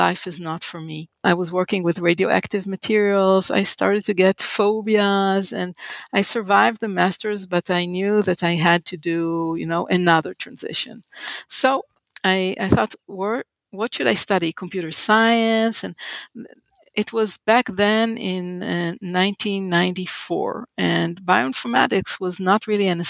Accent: Haifa, Haifa District, Israel; moved away as an adult; I was born in Israel and in the city called Haifa

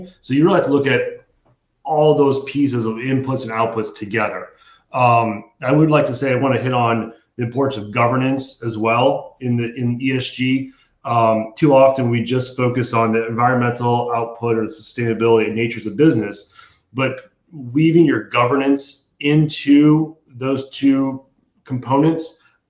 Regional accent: Valparaiso, Indiana, United States; also born or lived in Bloomington, Indiana / Chicago, Illinois; So I'm born and raised in Indiana, grew up in Valparaiso, just outside of Chicago, came down to Bloomington for school, my undergrad

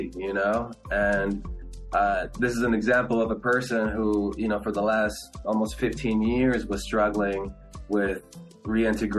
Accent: Los Angeles, California, United States; first language Spanish; English is a second language; I was born here in Los Angeles

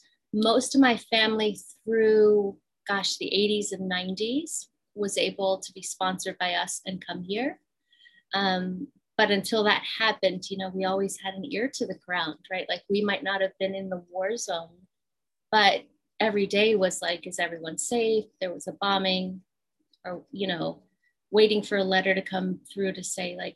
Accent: Virginia, United States; also born or lived in Afghanistan / Pakistan; A little bit of my accent. I was raised in Virginia

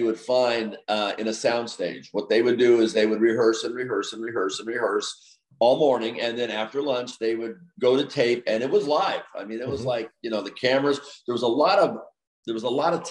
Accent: Los Angeles, California, United States; also born or lived in Geneseo, Illinois; I grew up in Los Angeles.

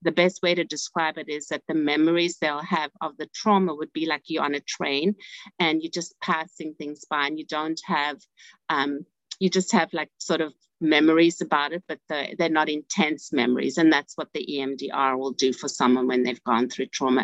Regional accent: South Africa; moved away as an adult; now in United States; I'm from South Africa. And so initially, I was um, a social worker in South Africa. And then when I came to United States about 30 years ago

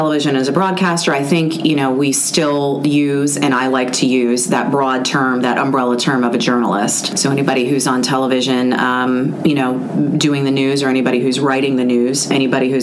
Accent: Wheeling, West Virginia, United States; moved away as an adult; now in Peters Township, United States; about 45 minutes away from Peters in Wheeling, West Virginia. So I was born and raised

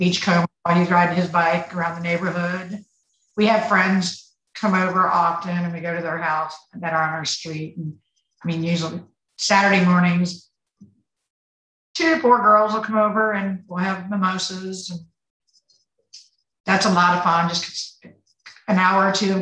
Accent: Virginia, United States; moved away as an adult; now in Florida, United States; I'm originally from Virginia

